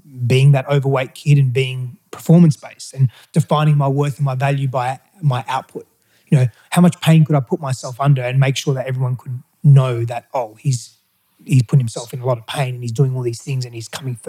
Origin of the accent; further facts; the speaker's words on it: Australia; first language Greek; English is a second language; also born or lived in Greece; I was born in Australia. But then my father wanted to try and make a living in Greece, try and make it work there. And so he moved us all there virtually as soon as I was born